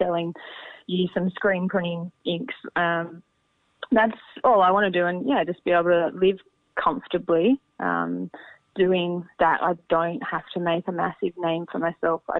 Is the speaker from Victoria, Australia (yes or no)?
no; Berry, New South Wales, Australia; I grew up on a farm. I grew up just outside Berry on a farm